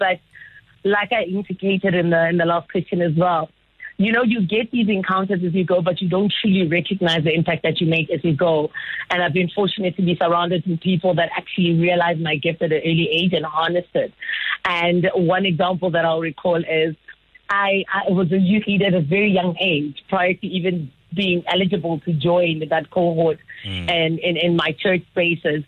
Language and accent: English; Phalaborwa, Limpopo, South Africa; I grew up in Palabora and from a township in Namakhale as well.